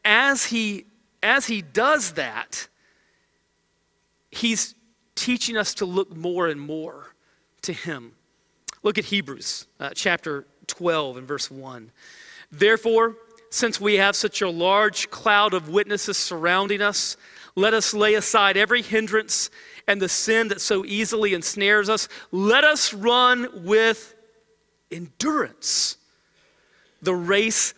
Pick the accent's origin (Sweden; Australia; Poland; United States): United States; as American believers